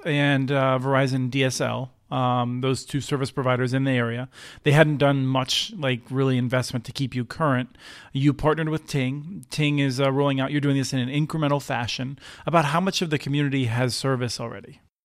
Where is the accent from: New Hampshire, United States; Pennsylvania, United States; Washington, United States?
Pennsylvania, United States; Eastern; I grew up in Eastern Pennsylvania